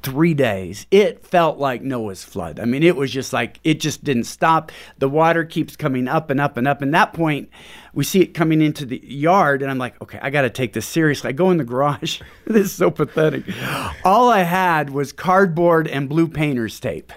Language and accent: English; Pacific Northwest, United States; moved away as an adult; now in Houston, United States; We're from Pacific Northwest